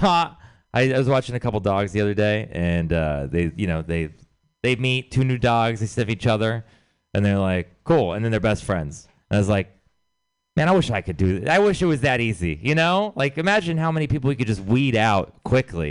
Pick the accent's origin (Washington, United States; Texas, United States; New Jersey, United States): Texas, United States; I'm from Texas